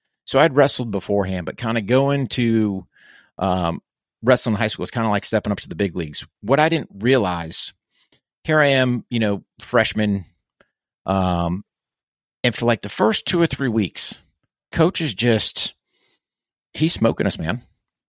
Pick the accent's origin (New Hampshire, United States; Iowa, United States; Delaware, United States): New Hampshire, United States; Yeah, so I grew up in New Hampshire, which is in the northeast of the U.S., so up in New England.